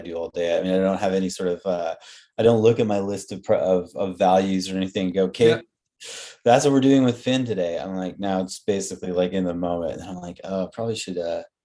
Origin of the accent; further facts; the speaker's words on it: Vancouver, British Columbia, Canada; now in Victoria, Canada; We grew up in Vancouver.